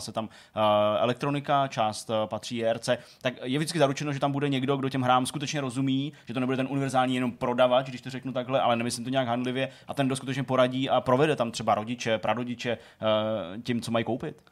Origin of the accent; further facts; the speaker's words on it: Hradec Králové, Hradec Králové Region, Czechia; moved away; jsem z Hradce Králové